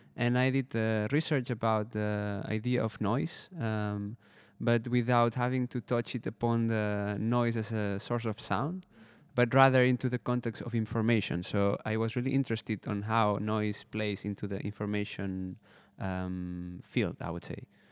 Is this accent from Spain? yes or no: yes; Spain; moved away as an adult; also born or lived in Barcelona; now in Netherlands; I'm from Spain, uh, and I studied, uh, audiovisual design for two years in Barcelona.